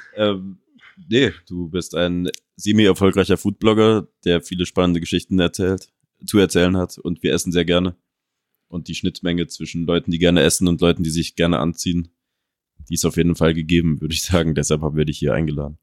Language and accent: German; Paderborn, North Rhine-Westphalia, Germany; moved away; also born or lived in Ecuador; Paderborn, wo ich herkomme